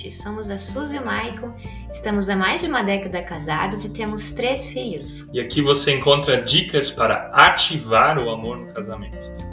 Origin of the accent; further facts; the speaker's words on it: Rio dos Cedros, Santa Catarina, Brazil; nós somos aqui do sul do Brasil, de Santa Catarina, uma cidadezinha chamada Rio dos Cedros, é do lado de Blumenau, talvez muitos não conheçam ainda.